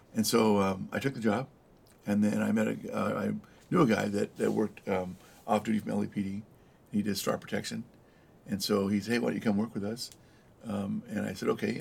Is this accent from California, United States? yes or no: yes; El Monte, California, United States; also born or lived in East Los Angeles / Downey; I grew up in uh, San Gabriel Valley, uh, El Monte, uh, the beautiful city of El Monte, mm-hmm. Uh, and then uh, East Los Angeles as well